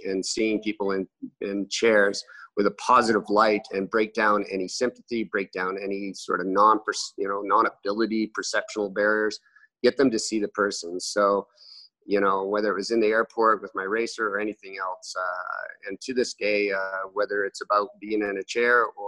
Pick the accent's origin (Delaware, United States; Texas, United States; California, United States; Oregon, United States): Texas, United States; Amarillo; now in Canada; I was born in Amarillo, Texas